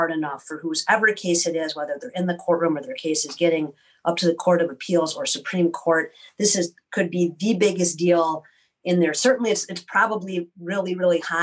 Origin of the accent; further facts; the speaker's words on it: Middleton, Wisconsin, United States; I grew up in Middleton.